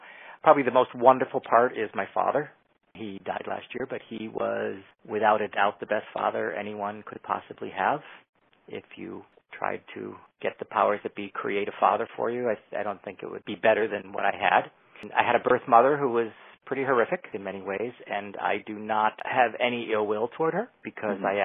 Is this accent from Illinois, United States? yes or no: yes; Chicago, Illinois, United States; moved away as an adult; also born or lived in Los Angeles; now in San Francisco, United States; I grew up in Chicago, Illinois